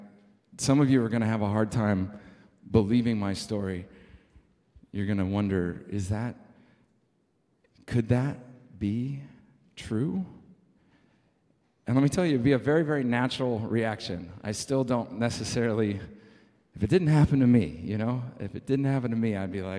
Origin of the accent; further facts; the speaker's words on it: San Diego, California, United States; moved away; I was born and raised in San Diego